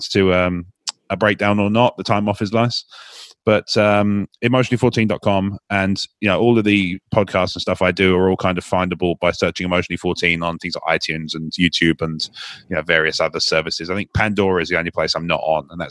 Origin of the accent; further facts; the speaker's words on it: United Kingdom; as a Brit